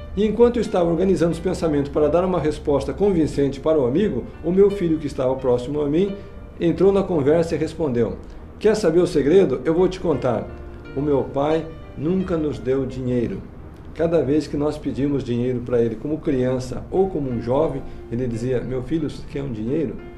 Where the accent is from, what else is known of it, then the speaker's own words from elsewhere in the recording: Curitiba, Paraná, Brazil; moved away as an adult; also born or lived in Provo, Utah, United States; Eu sou natural de Curitiba, capital do Paraná